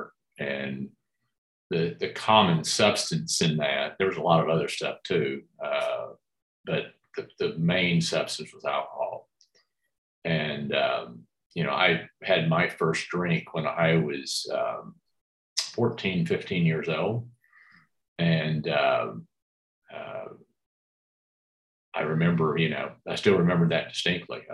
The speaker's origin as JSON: {"language": "English", "town": "Dallas", "region": "Texas", "country": "United States", "tie": "born or raised there", "said": "grew up in Dallas"}